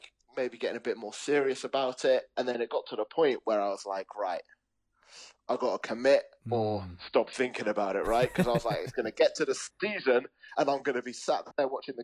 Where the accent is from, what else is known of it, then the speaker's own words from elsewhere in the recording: London, United Kingdom; now in Leeds, United Kingdom; I'm from London originally